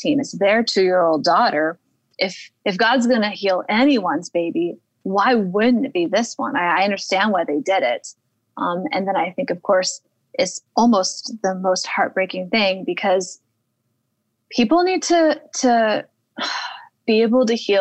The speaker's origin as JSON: {"language": "English", "region": "Yosemite area of California", "country": "United States", "said": "I'm from the Yosemite area of California"}